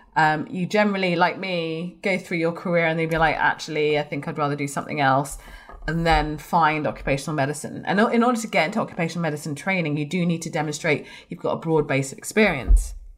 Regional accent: London, United Kingdom; also born or lived in Blackburn; I'm from London

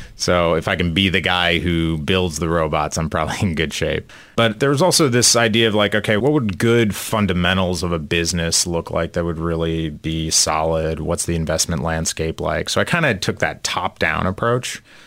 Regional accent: outside of Chicago, Illinois, United States; moved away as an adult; also born or lived in California; now in Philadelphia, United States; I grew up outside of Chicago

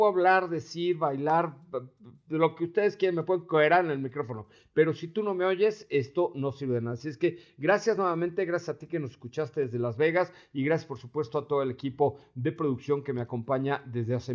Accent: Yucatán, Mexico; pero no es interpretación de Cucho porque soy yucateco.

